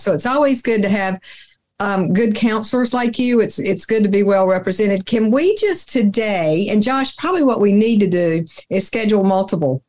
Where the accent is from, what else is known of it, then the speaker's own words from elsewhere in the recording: the South, United States; I'm from the South